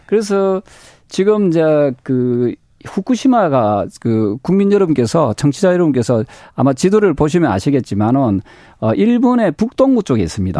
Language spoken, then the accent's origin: Korean; Busan, South Korea; 부산 출신인데도